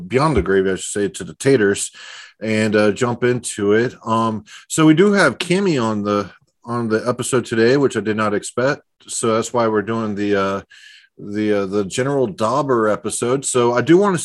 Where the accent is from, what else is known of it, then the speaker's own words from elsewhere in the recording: Texas, United States; we're both from Texas